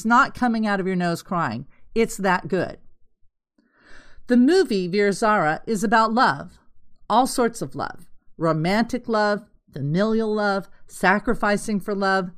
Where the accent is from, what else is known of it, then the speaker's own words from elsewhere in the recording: Los Angeles, California, United States; I grew up in Los Angeles